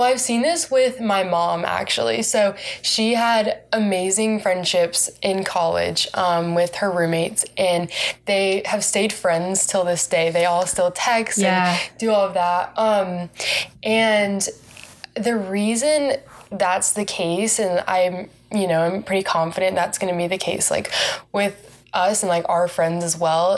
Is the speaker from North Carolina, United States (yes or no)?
yes; Raleigh, North Carolina, United States; moved away as an adult; now in Waco, United States; I'm from North Carolina. I'm from Raleigh, which I love. I love my hometown